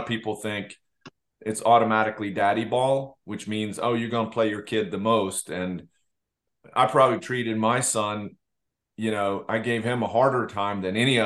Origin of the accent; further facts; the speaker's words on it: Leksand, Dalarna County, Sweden; I'm from Leksand, not Karlstad